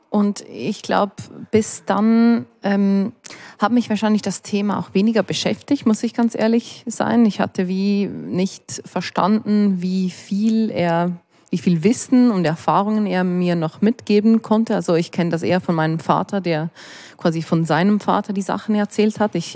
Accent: Ticino, Switzerland; Also wir sind Tessiner, also Schweizer, und ihr seid Italiener, obwohl wir die gleiche Sprache sprechen.

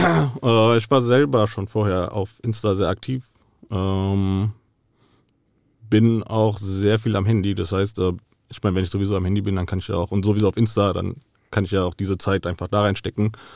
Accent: Frankfurt, Hesse, Germany; ich bin hier geboren und aufgewachsen. Mein ganzes Leben hat sich hier abgespielt

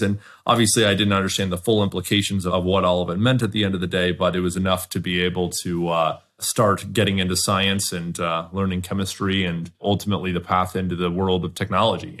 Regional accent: Southern California, United States; I grew up in Southern California

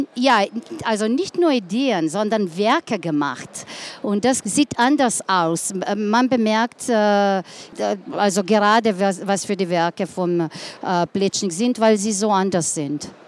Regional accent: Ljubljana, Slovenia; German is a second language; ich komme aus Ljubljana, bin dort geboren, äh, ganzes Leben dort gelebt. Also jetzt bitte ich um, um ein bisschen Geduld, weil Deutsch keine, nicht meine Muttersprache ist.

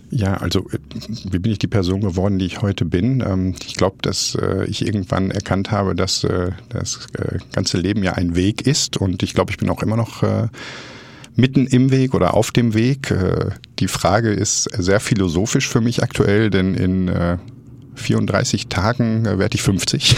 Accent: Essen, North Rhine-Westphalia, Germany; aufgewachsen im Ruhrgebiet, komme gebürtig aus Essen

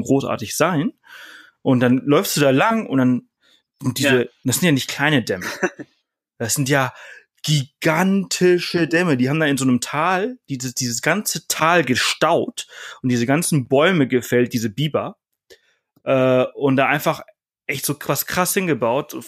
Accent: Mallorca, Balearic Islands, Spain; moved away; ich komme aus Mallorca, äh, ich bin dort aufgewachsen

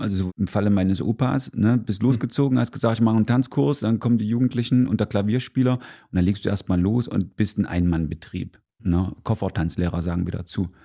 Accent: Gera, Thuringia, Germany; ich bin Urgera, also in Gera geboren, 1971 und bin in einer Tanzlehrerfamilie schon aufgewachsen

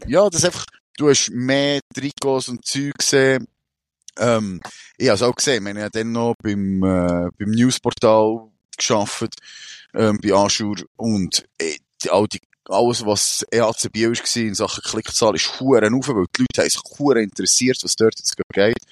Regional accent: Switzerland; bei uns in der Schweiz

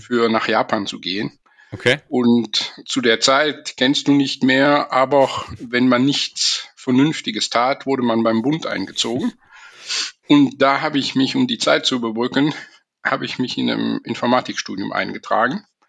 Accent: Belgium; first language German and French; Also ich bin in einem kleinen Dorf aufgewachsen in Belgien

